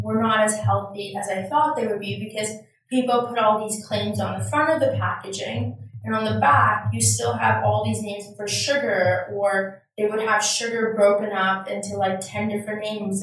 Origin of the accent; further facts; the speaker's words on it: Toronto, Ontario, Canada; I grew up right here in Toronto